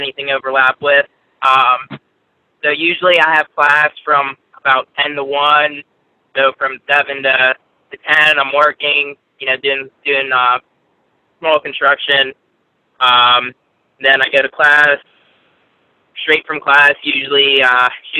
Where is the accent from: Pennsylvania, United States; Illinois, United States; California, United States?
Pennsylvania, United States; Pittsburgh; also born or lived in Altoona; I'm actually from Pittsburgh